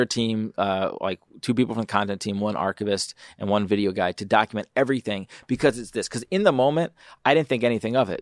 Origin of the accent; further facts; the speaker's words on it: Philadelphia, Pennsylvania, United States; now in Detroit, United States; I'm from Philly